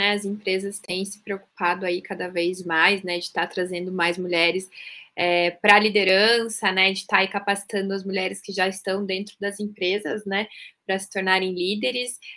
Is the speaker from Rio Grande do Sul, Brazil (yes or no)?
no; Curitiba, Paraná, Brazil; now in São Paulo, Brazil; sou de Curitiba, mas atualmente estou morando em São Paulo, é, mudei recentemente para cá.